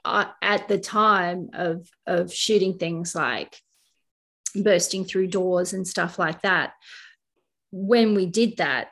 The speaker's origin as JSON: {"language": "English", "town": "Kangaroo Valley", "region": "New South Wales", "country": "Australia", "tie": "born or raised there", "said": "Kangaroo Valley is my hometown where I live."}